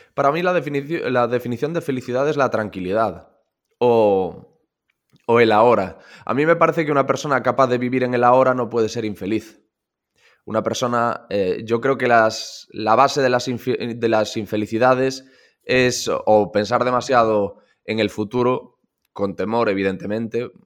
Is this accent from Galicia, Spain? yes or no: yes; Corcubión, Galicia, Spain; moved away; Yo estoy en Radio Corcubión, en la cadena Ser eh, Costa Morte, que es la de mi pueblo